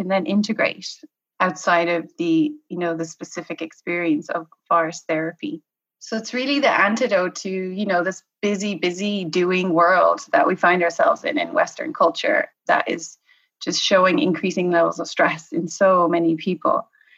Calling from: Galway, Connacht, Ireland; I am calling from Galway in the west of Ireland.

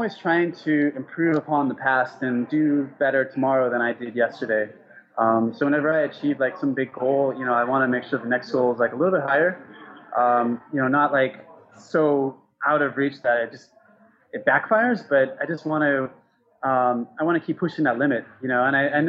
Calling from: Thailand; I'm calling in from Thailand. I'm at a Starbucks.

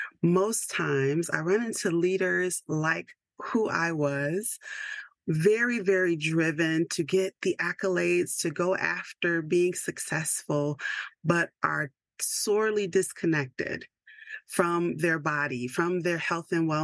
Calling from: Georgia, United States; And I am checking in from Georgia, which is not as cold as most places in the world right now.

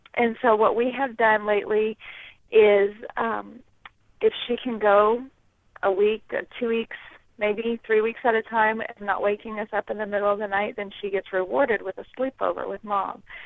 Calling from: Southern California, United States; I am calling from Southern California

